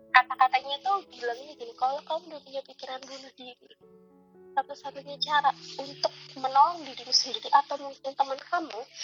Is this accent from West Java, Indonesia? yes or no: no; Magelang, Central Java, Indonesia; now in Bandung, Indonesia; aku aslinya Magelang